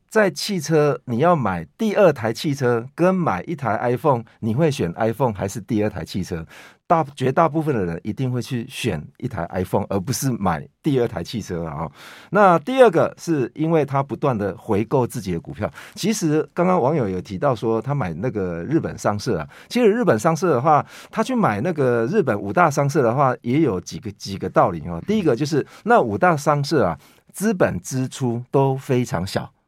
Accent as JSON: {"language": "Chinese", "country": "Taiwan", "said": "我们台湾人"}